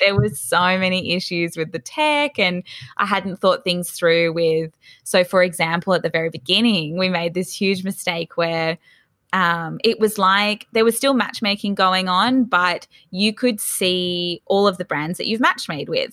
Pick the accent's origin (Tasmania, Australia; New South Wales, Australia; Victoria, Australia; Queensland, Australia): New South Wales, Australia; Sydney; also born or lived in Melbourne; I was actually born in Melbourne, but my parents moved to Sydney's Northern Beaches, so quite north. We were in Newport, which is fairly close to Palm Beach. I grew up there, um, from about three years old